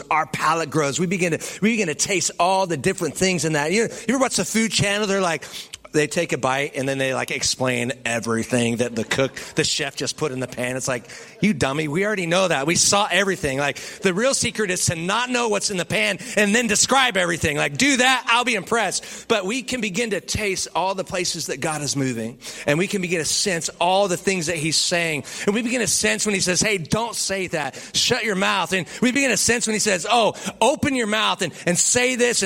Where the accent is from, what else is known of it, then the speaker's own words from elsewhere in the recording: California, United States; now in Texas, United States; I'm from California.